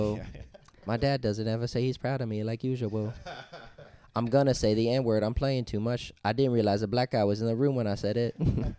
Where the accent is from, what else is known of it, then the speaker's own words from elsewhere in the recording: United States; there's the rest of us that are just copying black people because we grew up here.